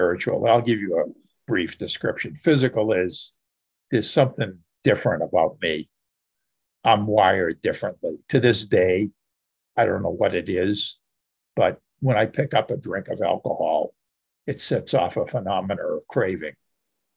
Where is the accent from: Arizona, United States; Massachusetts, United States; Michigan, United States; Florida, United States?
Massachusetts, United States; outside Boston; I grew up right outside Boston, the Boston area. And I've lived here most of my life.